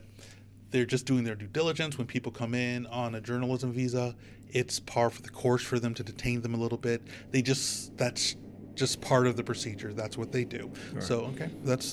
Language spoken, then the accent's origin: English; United States; I'm an American